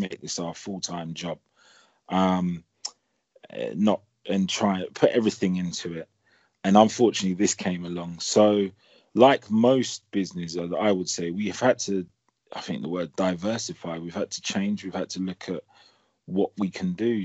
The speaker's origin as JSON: {"language": "English", "region": "London", "country": "United Kingdom", "tie": "born or raised there", "moved": "as an adult", "lives_now": "Portsmouth, United Kingdom", "said": "houses that we grew up in in Chelsea and Streatham with huge ceilings"}